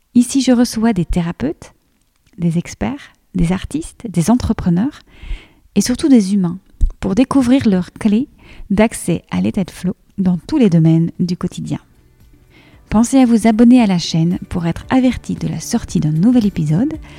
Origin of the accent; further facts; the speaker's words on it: Liège, Wallonia, Belgium; Tu es liégeoise et moi aussi